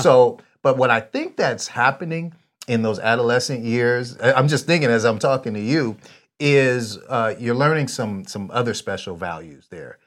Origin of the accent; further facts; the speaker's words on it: San Jose, California, United States; now in Vista, United States; born there, but I'm from there. I, I went to high school there, middle